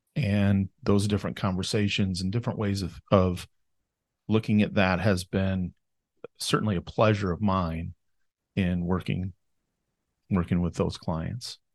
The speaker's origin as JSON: {"language": "English", "town": "Fairmont", "region": "Minnesota", "country": "United States", "tie": "born or raised there", "said": "I was born and raised here in Fairmont, Minnesota"}